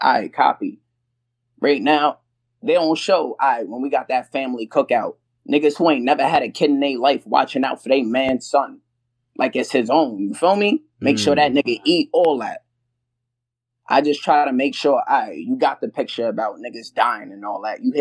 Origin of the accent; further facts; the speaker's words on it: New York City, New York, United States; I'm East Flatbush